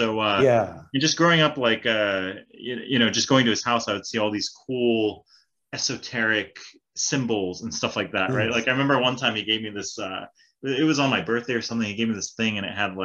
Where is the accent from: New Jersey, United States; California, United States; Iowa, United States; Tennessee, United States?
California, United States; Northern; moved away as an adult; also born or lived in Hawaii / Sacramento; now in South Korea; I grew up half my life in Hawaii and then half in Northern California and also Sacramento